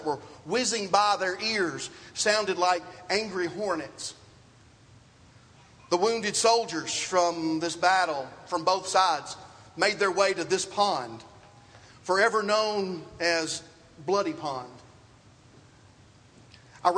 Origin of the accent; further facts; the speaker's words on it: the South, United States; Growing up in the South